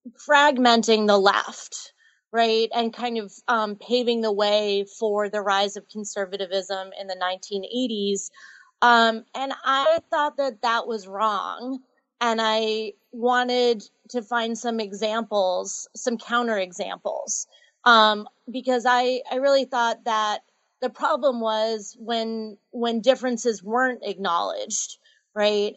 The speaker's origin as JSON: {"language": "English", "town": "Andover", "region": "Massachusetts", "country": "United States", "tie": "born or raised there", "said": "I grew up in Andover, Massachusetts"}